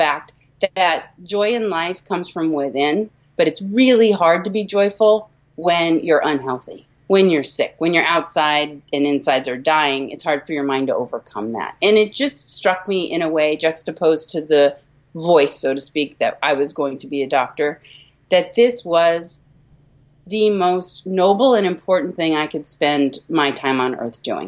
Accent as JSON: {"language": "English", "town": "Los Angeles", "region": "California", "country": "United States", "tie": "born or raised there", "said": "I grew up in Los Angeles back in the 70s and 80s"}